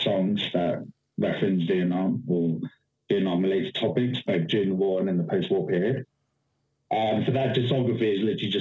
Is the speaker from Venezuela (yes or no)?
no; London, United Kingdom; moved away as an adult; also born or lived in Washington, D.C., United States; now in Austin, United States; Originally I'm from DC, but I grew up in London, and I've been in Austin, Texas since 2017